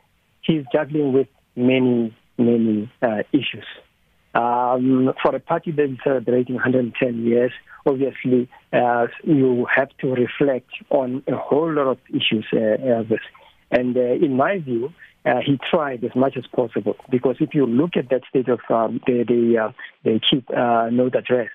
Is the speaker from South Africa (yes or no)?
yes; South Africa